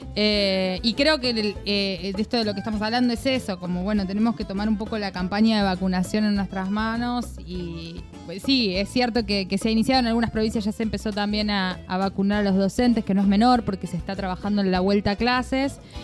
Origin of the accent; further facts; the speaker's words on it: Entre Ríos, Argentina; moved away; mi provincia querida Entre Ríos